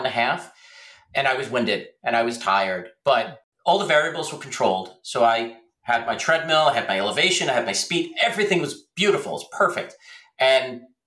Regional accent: Middletown, New Jersey, United States; I'm from Middletown, New Jersey

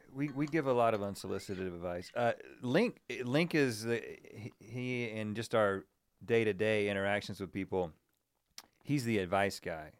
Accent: North Carolina, United States; moved away as an adult; now in Los Angeles, United States; we're from North Carolina.

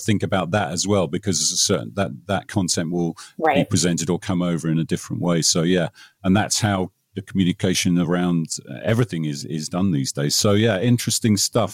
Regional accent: England, United Kingdom; now in United States; I'm English

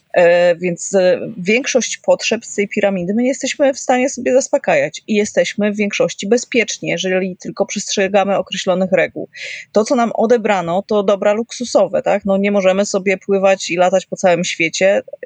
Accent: Kraków, Lesser Poland, Poland; No ja jestem z Krakowa

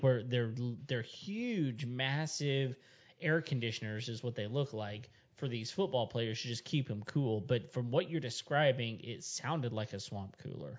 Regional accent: West Texas, United States; I grew up in West Texas and it's pretty much a desert up there.

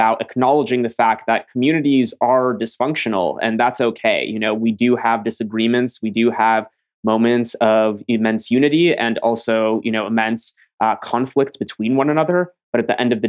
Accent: upstate New York, United States; also born or lived in Ukraine; I came as a refugee from the Ukraine and grew up in a refugee community in upstate New York

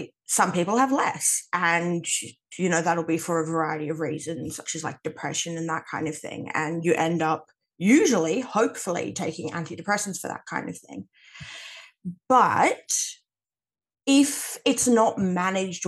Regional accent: Western Australia, Australia; I'm Australian.

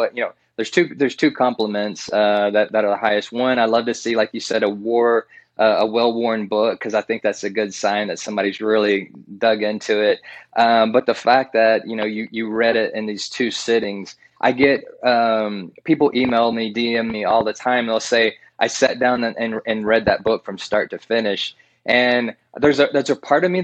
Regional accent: Central Texas, United States; I'm not technically from East Texas, but I always say I could throw a rock and hit it from where I was in Central Texas

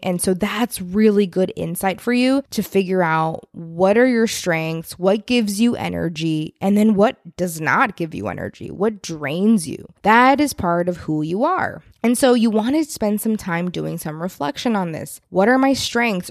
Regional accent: Texas, United States; being a Texan

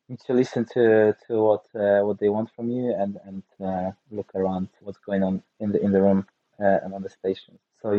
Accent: Nysa, Opole Voivodeship, Poland; I'm from Poland. Oh, do you have any Polish wines? No, I don't. So when I visit the winery, which is like an hour 30 minutes drive from where I'm originally from

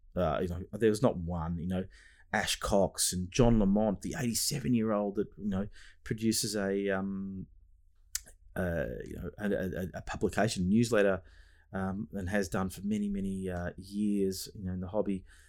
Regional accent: Australia; is my homeland, Australia

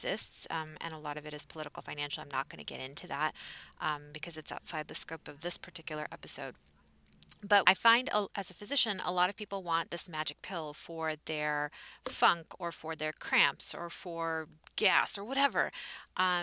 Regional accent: Texas, United States; I am from Texas

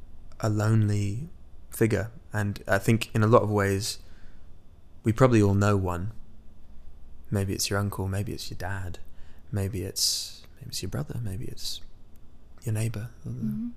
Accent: Midwest, United States; this tragedy that had happened in my hometown, where I was born in the Midwest, believe it or not.

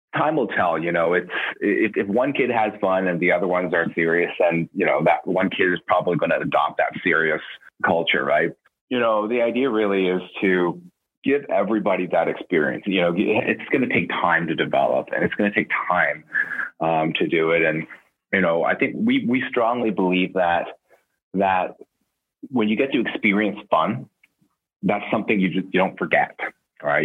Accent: Canada; growing up in Canada

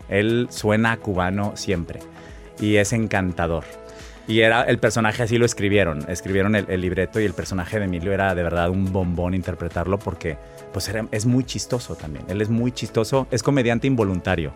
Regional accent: Monterrey, Nuevo León, Mexico; moved away as an adult; also born or lived in New York; Aparte soy nacido en mayo, soy de Monterrey, la Sierra Madre.

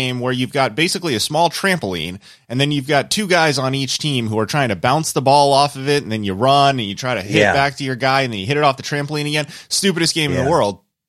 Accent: Southern California, United States; as someone who grew up and was born and raised in SoCal

